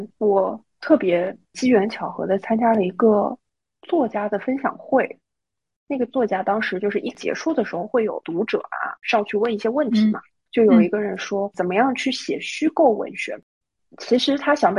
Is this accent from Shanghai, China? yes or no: yes; Shanghai, China; 土生土长的魔都人